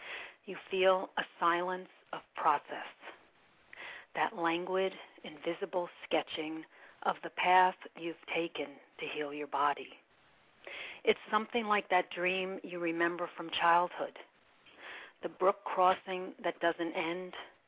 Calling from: Poughkeepsie, New York, United States; No, from Dutchess County, Poughkeepsie, New York.

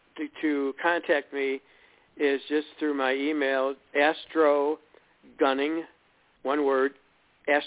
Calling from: Illinois, United States; we're calling from Illinois

